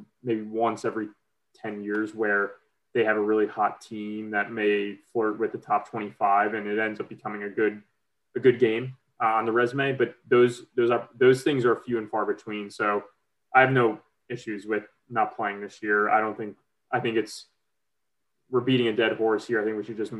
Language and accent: English; New Jersey, United States; moved away as an adult; also born or lived in Providence; I grew up in Jersey.